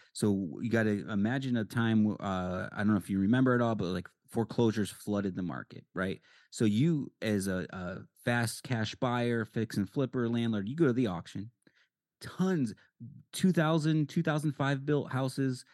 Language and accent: English; Connecticut, United States; now in Arizona, United States; I'm from Connecticut